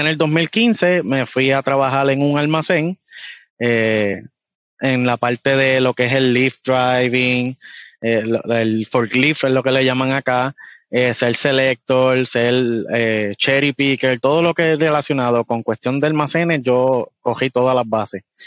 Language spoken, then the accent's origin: Spanish; Puerto Rico; accent: boricua; moved away as an adult; now in United States; vengo de Puerto Rico